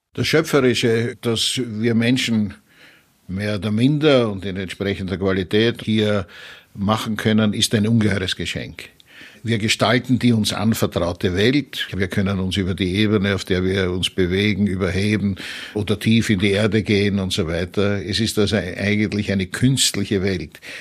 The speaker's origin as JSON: {"language": "German", "region": "Vienna", "country": "Austria", "said": "als Wiener aus der Stadt des Sigmund Freud"}